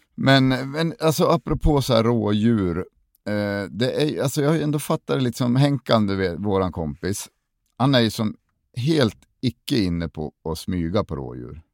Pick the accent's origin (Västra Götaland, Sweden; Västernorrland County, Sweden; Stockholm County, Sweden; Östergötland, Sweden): Västernorrland County, Sweden; Sundsvall; moved away; jag är från Sundsvall från början